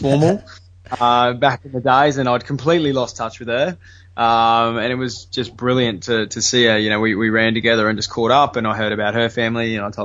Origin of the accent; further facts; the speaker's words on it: Brisbane, Queensland, Australia; I grew up on Boondall on the north side of Brisbane